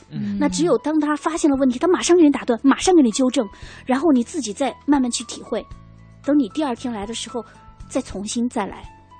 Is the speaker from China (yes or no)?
yes; China; 我们中国人说话的感觉是在胸腔，或者是甚至在喉部